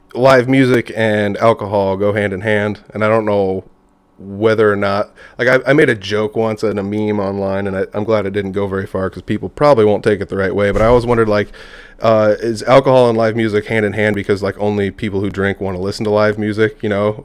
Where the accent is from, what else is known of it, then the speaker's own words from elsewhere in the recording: Humboldt, Iowa, United States; I'm from, uh, Humboldt, Iowa